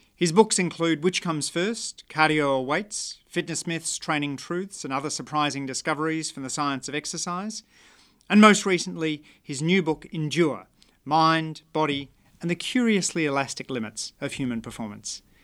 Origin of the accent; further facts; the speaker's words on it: Canberra, Australian Capital Territory, Australia; my hometown there. I, I always think that, uh, the pleasures of, uh, running in the Canberra bush